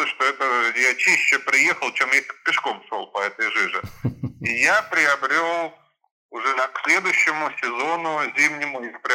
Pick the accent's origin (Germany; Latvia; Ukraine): Germany; now in Saint Petersburg, Russia; Ну, я родился в Ленинграде, потом э, жил в Германии 20 лет, э, с детства